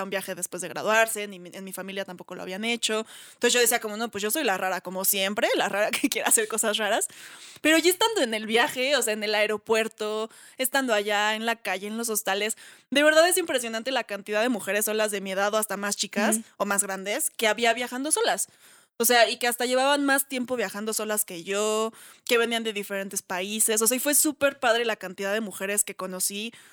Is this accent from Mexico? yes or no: yes; Mexico City, Mexico; yo que soy chilanga.